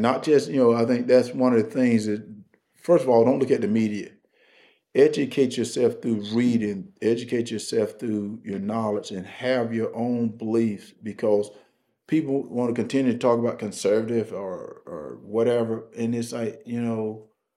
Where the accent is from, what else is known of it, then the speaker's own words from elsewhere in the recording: Wrightsville, Georgia, United States; Wrightsville, Georgia, my little town